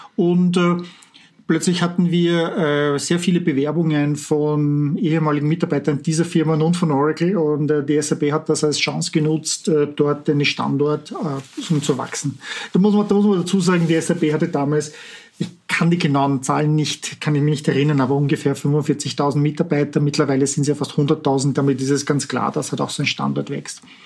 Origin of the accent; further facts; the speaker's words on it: Vienna, Austria; moved away as an adult; also born or lived in Walldorf, Germany / Palo Alto, United States; now in Silicon Valley, United States; Ich bin aus Wien ursprünglich, wie man vielleicht an meinem Akzent erkennt, äh, bin Österreicher